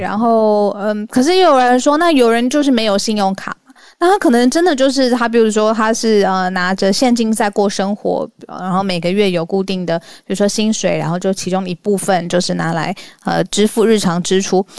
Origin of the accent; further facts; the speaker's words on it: Taiwan; 我自己身为台湾人